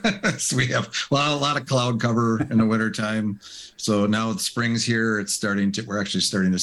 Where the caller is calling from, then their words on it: West Allis, Wisconsin, United States; I am hailing from West Dallas, actually, Wisconsin, by Milwaukee, a little suburb of Milwaukee.